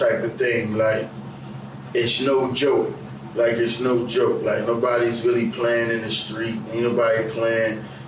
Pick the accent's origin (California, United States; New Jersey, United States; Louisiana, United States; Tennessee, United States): New Jersey, United States; Trenton; growing up in Trenton, man, it was, it's real poverty.